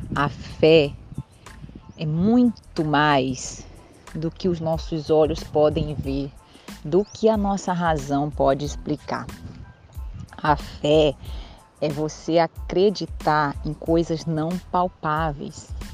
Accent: Belém, Pará, Brazil; Eu sou paraense, para quem ainda não ouviu um pouquinho da minha história, eu sou paraense, nascida em Belém do Pará.

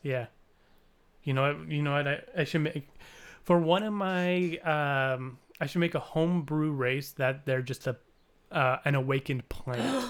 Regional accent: Canada; we're Canadian

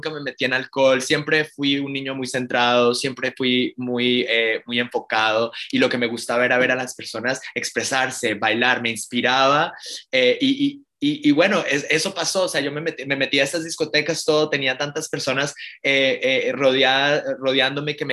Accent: Miami, Florida, United States; Y para mí esto es como un tributo, un, un homenaje, no solamente a mi niñez en South Beach, eh, y al arte de mi padre

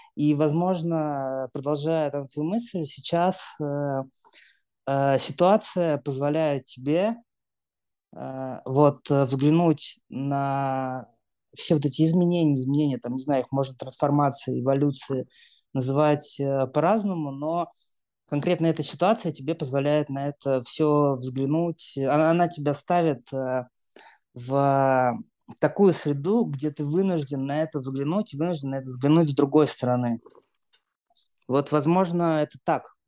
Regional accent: Moscow, Russia; moved away as an adult; now in Europe; я родился в Москве, всю жизнь прожил в Москве

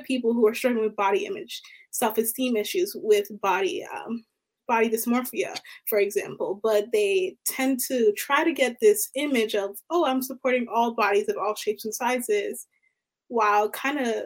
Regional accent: Baltimore, Maryland, United States; I'm from Baltimore, Maryland

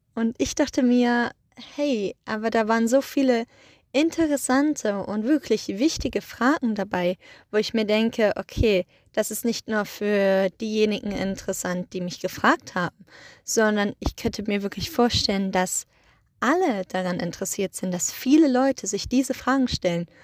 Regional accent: Germany; now in Iceland; bei uns in Deutschland

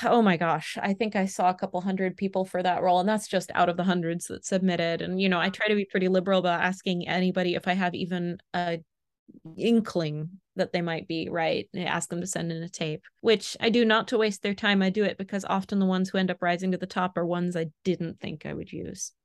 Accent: Florida, United States; now in France; she's also from Florida, and we're both from

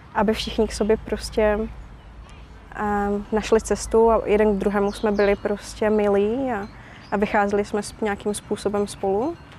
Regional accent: Havířov, Moravian-Silesian Region, Czechia; moved away as an adult; now in Uganda; jsem z Havířova a je mi 33

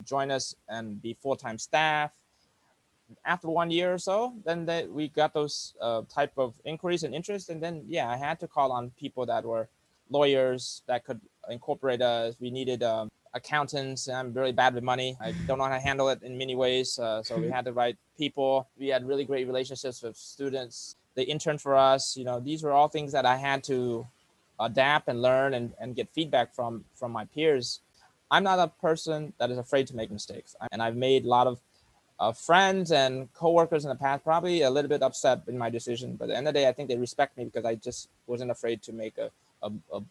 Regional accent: United States; also born or lived in Cambodia / New York; I grew up in America all my life from the age of 4

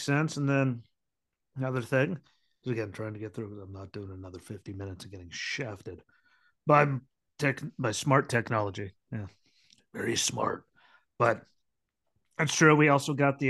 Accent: Luzerne County, Pennsylvania, United States; now in Michigan, United States; I grew up in Luzerne County in Pennsylvania

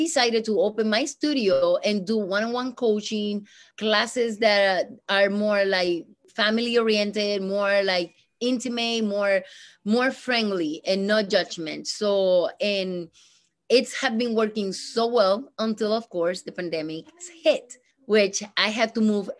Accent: Puerto Rico; English is a second language; now in Rochester, United States; I am from Puerto Rico.

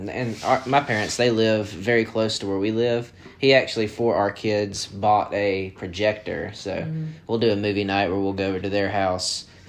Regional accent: Hueytown, Alabama, United States; we're from Hueytown, Alabama

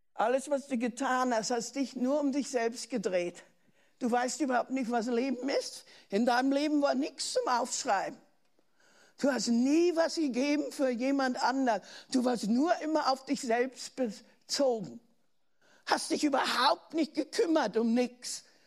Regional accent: Germany; accent: German; deutsch zu sein

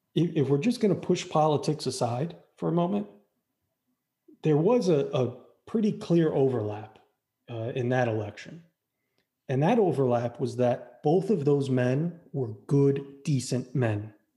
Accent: Florida, United States; we're both from Florida

